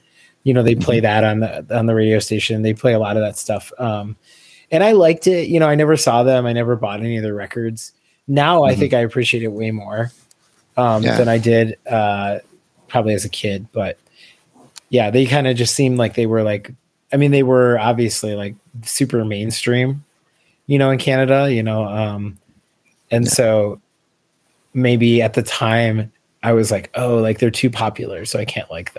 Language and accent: English; Detroit, Michigan, United States; Growing up in Detroit, one thing, I mean, I was a little too young to see any of that stuff firsthand